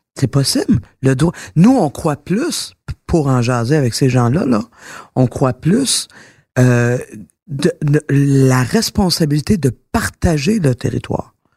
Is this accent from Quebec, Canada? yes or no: yes; Quebec, Canada; je suis fière d'être québécoise